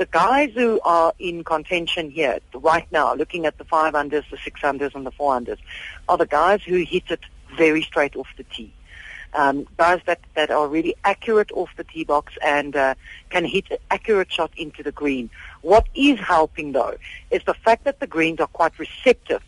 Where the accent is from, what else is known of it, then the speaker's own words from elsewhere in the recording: South Africa; we're patriotic, we're South African